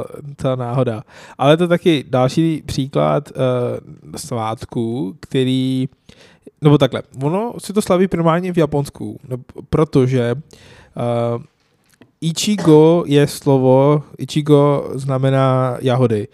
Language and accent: Czech; Lahore, Punjab, Pakistan; Czech is a second language; now in Czech Republic; v Lahoru, v mém rodném městě